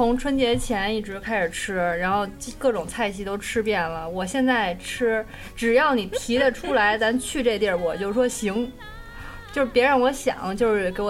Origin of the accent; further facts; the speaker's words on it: Beijing, China; 我是北京人